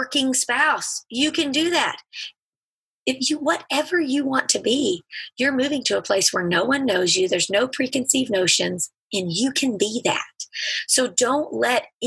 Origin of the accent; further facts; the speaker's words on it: Alabama, United States; moved away as an adult; also born or lived in Mississippi / England; we're from Alabama